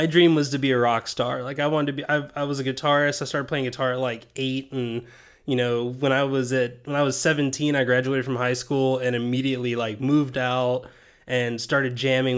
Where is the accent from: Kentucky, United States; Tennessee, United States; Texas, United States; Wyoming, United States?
Tennessee, United States; Sweetwater; I grew up in Sweetwater, Tennessee